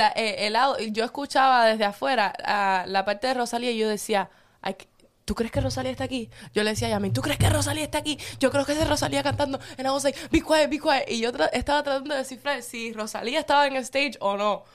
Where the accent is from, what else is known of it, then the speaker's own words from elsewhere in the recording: Cuba; moved away; yo pueda volver a pisar Cuba